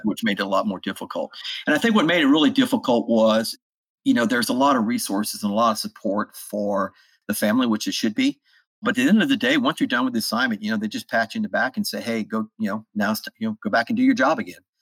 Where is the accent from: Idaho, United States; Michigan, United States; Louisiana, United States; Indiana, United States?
Louisiana, United States; South; moved away as an adult; also born or lived in North Carolina; I grew up in South Louisiana